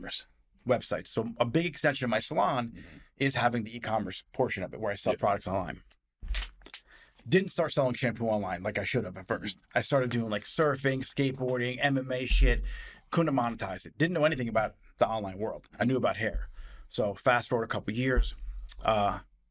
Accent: Whippany, New Jersey, United States; also born or lived in Newark, New Jersey; I grew up in Whippany

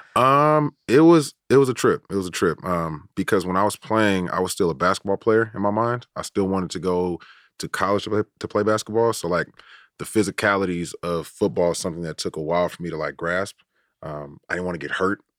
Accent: Oakland, California, United States; I grew up in Oakland, and I went to high school in San Francisco

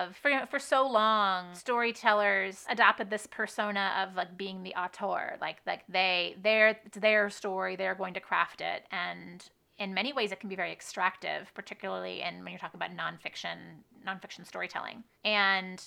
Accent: United States; my home country, in my home state

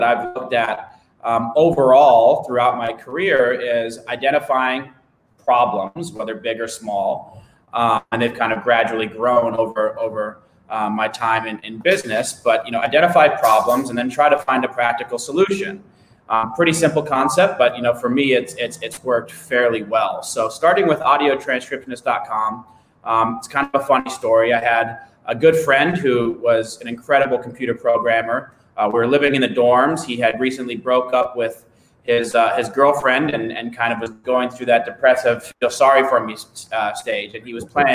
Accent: Denver, Colorado, United States; born and raised in Denver, Colorado, just about 15 minutes south of Denver, Colorado, in a suburb

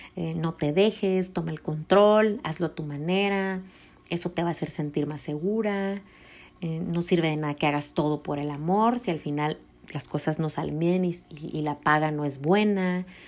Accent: Puerto Vallarta, Jalisco, Mexico; yo nací en Puerto Vallarta

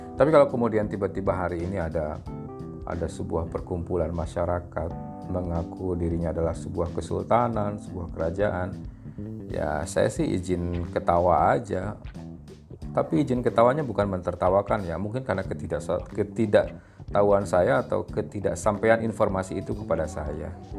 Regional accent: West Java, Indonesia; saya asli orang Sunda

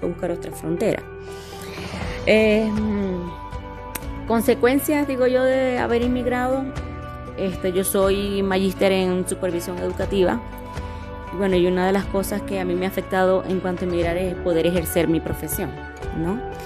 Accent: Maracaibo, Zulia, Venezuela; moved away as an adult; now in Colombia; la parte de este donde yo nací, que es Maracayo, por ser fronteriza, como que fue más fácil el emigrar

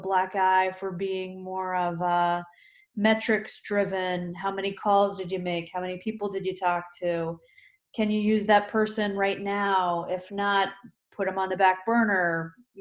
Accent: Kutztown, Pennsylvania, United States; I grew up in Kutztown

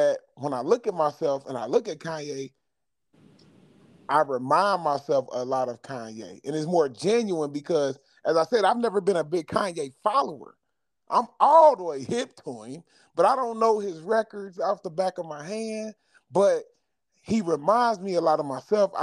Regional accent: Chicago, Illinois, United States; I'm from Chicago.

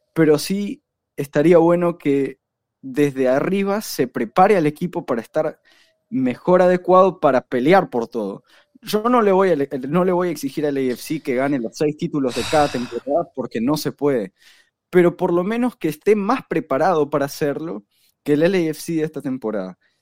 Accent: Uruguay; yo de Uruguay

